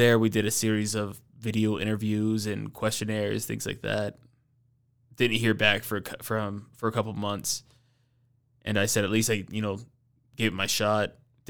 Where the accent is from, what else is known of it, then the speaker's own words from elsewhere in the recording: Atlanta, Georgia, United States; But I got into it when I was living in Atlanta, growing up in Atlanta.